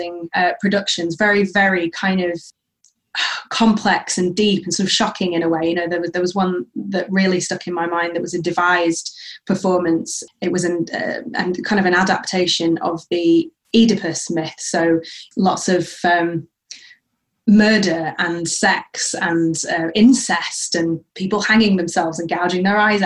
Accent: Sheffield, Yorkshire and the Humber, United Kingdom; moved away as an adult; also born or lived in Manchester / London; now in Central Coast, Australia; I grew up in Sheffield, as you said, which is in South Yorkshire in the UK.

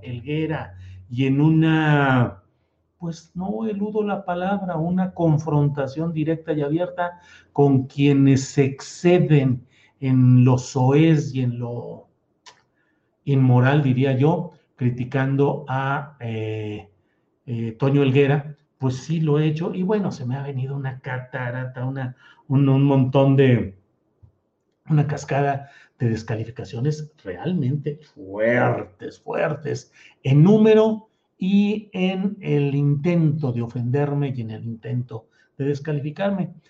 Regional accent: San Luis Potosí, Mexico; moved away as an adult; also born or lived in Torreón, Coahuila / Mexico City; now in Zapopan, Mexico; desde mi tierra natal, Torreón, Coahuila, que soy un lagunero, pues sí, ya también muy correteado y muy apedreado porque han dado para arriba y para abajo en San Luis Potosí, donde eh, crecí, donde viví mi juventud

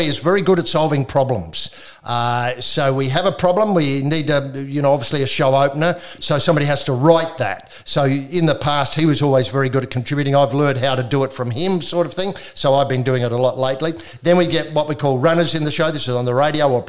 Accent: South Australia, Australia; I grew up in South Australia

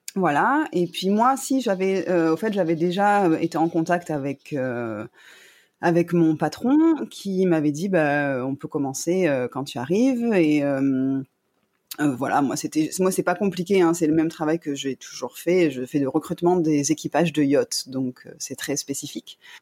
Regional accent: Toulon, Provence-Alpes-Côte d'Azur, France; moved away as an adult; now in Phuket, Thailand; je suis originaire de Toulon, donc dans le sud de la France

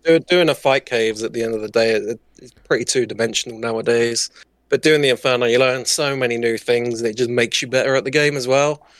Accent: southern England, United Kingdom; I'm from the U K. I'm, I don't say exactly what city. I'm from down south

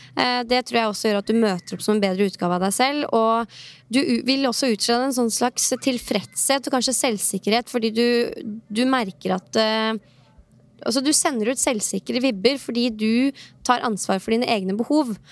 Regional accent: Norway; hjemme i Norge

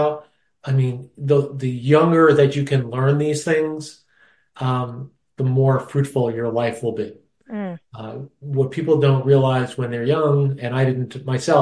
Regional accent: New York, United States; moved away; growing up in New York, my father was the pianist and musical arranger at the Taft Hotel in Manhattan

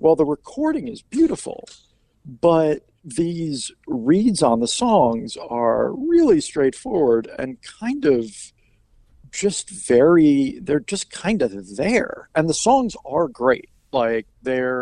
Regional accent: Washington, United States; also born or lived in Virginia; now in Northern Virginia, United States; I am from the Washington area. I went to school in Virginia. I moved back to Northern Virginia after I graduated

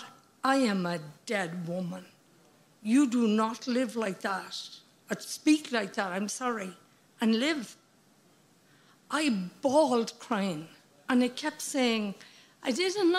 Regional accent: Midlands, Ireland; moved away; also born or lived in United States; I grew up in the Midlands here in Ireland

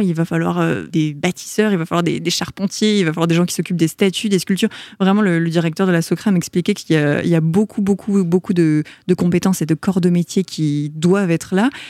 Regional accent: Paris, Île-de-France, France; also born or lived in Montreal, Canada; Je suis née à Paris

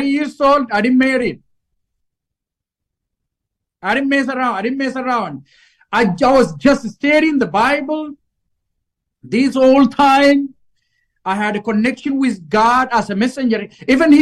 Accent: Ethiopia; English is a second language; moved away as an adult; now in Minnesota, United States; back in Ethiopia, we learned British English, which is a completely different accent. So when I came to the United States, I didn't speak any English word

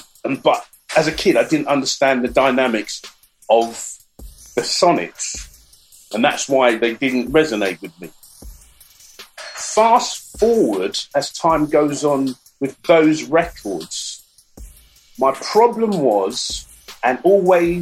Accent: London, United Kingdom; So we came from the Brent area. I came from Wilson.

